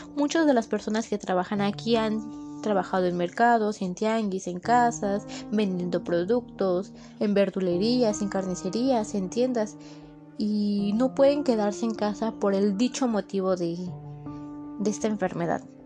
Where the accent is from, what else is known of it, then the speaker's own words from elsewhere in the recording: Mexico; los mexicanos que somos